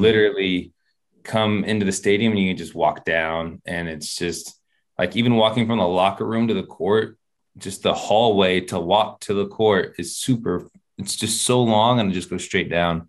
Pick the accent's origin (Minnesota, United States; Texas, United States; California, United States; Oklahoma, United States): California, United States; Sacramento; I'm from Sacramento, so we had the Kings out there